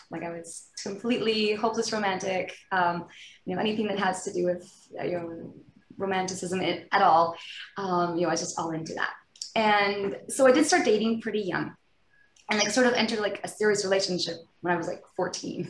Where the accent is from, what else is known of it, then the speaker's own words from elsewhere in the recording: outside Vancouver, British Columbia, Canada; I grew up in British Columbia, kind of just outside of Vancouver